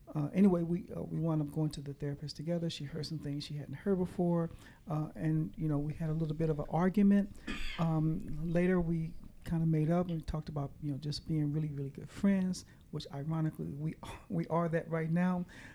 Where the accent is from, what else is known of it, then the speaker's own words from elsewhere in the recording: Kansas City, Missouri, United States; now in Oklahoma, United States; I am originally from Kansas City, Missouri. I now live in Oklahoma.